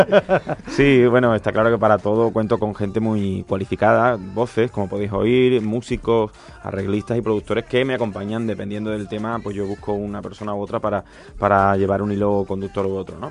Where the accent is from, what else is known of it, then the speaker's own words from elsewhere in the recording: Huelva, Andalusia, Spain; mi tierra yo soy de Huelva